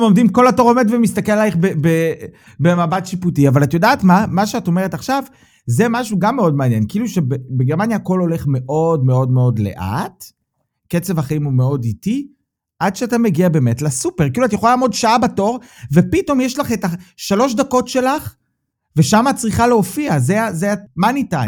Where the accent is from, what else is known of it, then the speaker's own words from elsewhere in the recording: Israel; now in Germany; אנחנו בתור ישראלים